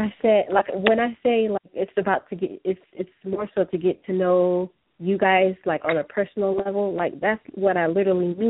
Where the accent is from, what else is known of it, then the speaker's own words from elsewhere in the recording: Atlanta, Georgia, United States; moved away; We're originally from Atlanta